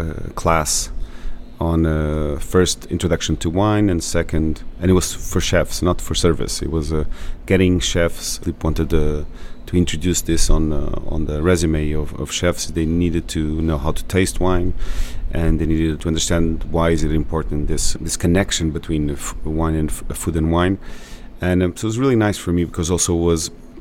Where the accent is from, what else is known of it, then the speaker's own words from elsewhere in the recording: São Miguel, Azores, Portugal; moved away as an adult; now in Pico, Portugal; I'm from San Miguel